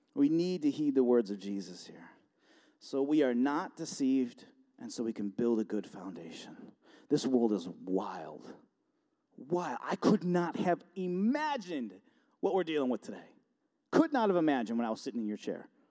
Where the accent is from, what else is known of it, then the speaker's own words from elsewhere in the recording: Buffalo, New York, United States; moved away as an adult; now in Warsaw, United States; I'm from Buffalo, and, um, I live in Warsaw now, and, um, about forty minutes away